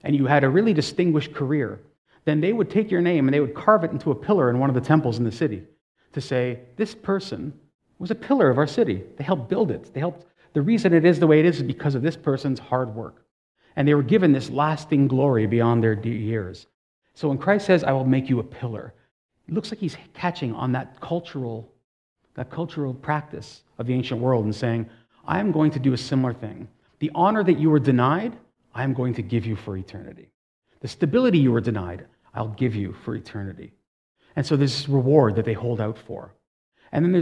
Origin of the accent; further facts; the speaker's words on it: Toronto, Ontario, Canada; resident of Toronto, born in Toronto